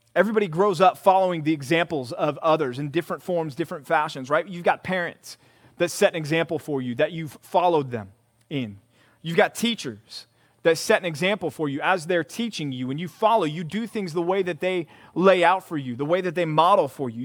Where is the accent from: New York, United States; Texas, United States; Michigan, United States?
Texas, United States; Growing up in Texas, being from Texas